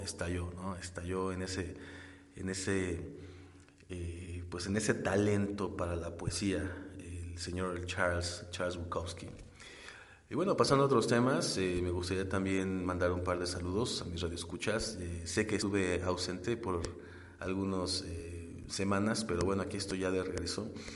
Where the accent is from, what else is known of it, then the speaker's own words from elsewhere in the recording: Mexico; nosotros mismos como mexicanos